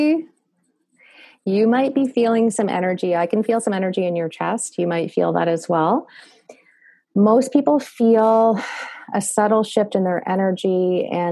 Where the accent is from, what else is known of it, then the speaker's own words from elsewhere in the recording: Canada; accent: Canadian; my Canadian accent